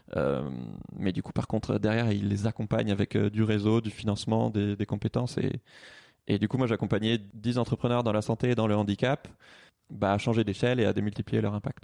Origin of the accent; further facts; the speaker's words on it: Toulouse, Occitania, France; moved away as an adult; also born or lived in Paris; j'ai grandi à Toulouse